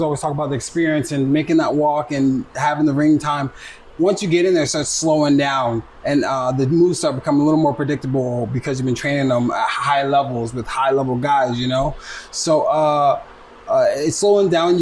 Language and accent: English; New Jersey, United States; moved away as an adult; also born or lived in Iowa; I'm originally from Jersey